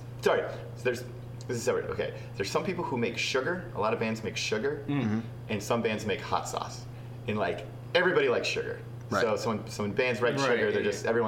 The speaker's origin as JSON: {"language": "English", "town": "Hamilton", "region": "Massachusetts", "country": "United States", "tie": "born or raised there", "said": "I grew up in Hamilton, Massachusetts, right next to Salem, Massachusetts"}